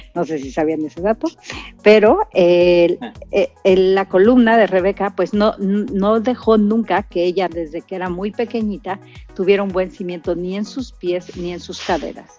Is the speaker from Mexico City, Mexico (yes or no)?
no; Querétaro, Mexico; nuestra lengua natal de Querétaro